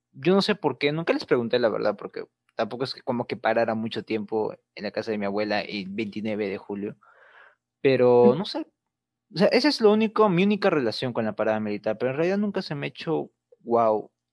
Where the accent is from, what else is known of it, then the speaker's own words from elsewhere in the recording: Peru; Perú siempre ha sido un país caracterizado por ser muy bizarro.